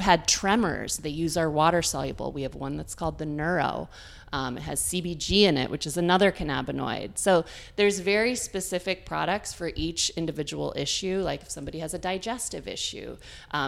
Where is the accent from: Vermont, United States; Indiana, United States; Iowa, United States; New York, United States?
New York, United States; Dryden; now in Boston area, United States; I grew up in Ithaca, New York, a tiny little town right outside of Ithaca called Dryden